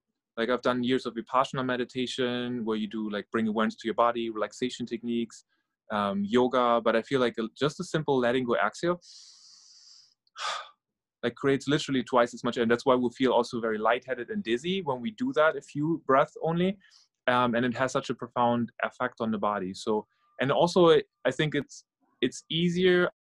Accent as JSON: {"language": "English", "country": "Norway", "also_born_or_lived": "Germany", "second_language": "English", "lives_now": "United States", "said": "I'm originally from Norway and Germany and living in New York, New Jersey area right now for almost 10 years."}